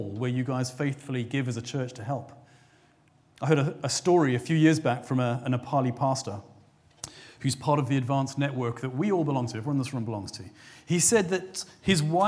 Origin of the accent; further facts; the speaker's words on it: South Africa; now in England; my home country of South Africa